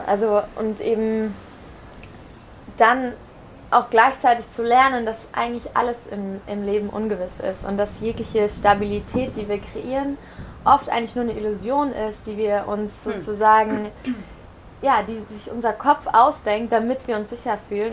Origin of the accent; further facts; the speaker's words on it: Germany; moved away as an adult; also born or lived in Barcelona / America / Caribbean; ich bin in Deutschland geboren, äh, 25 Jahre alt